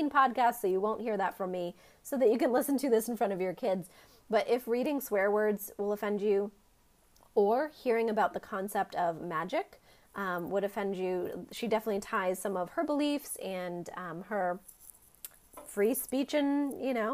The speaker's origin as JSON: {"language": "English", "region": "Maine", "country": "United States", "tie": "born or raised there", "said": "my home state of Maine"}